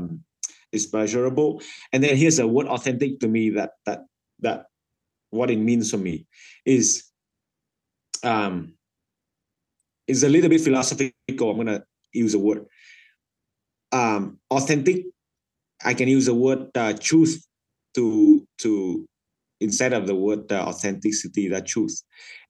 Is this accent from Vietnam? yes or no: yes; Vietnam; English is a second language; moved away as an adult; I came from Vietnam